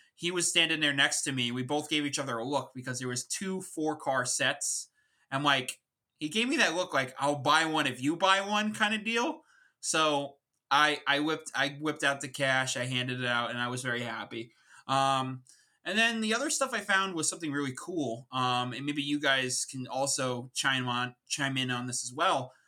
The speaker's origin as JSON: {"language": "English", "area": "Long Island", "region": "New York", "country": "United States", "tie": "born or raised there", "said": "an East Coaster, uh, born and raised in Long Island, New York"}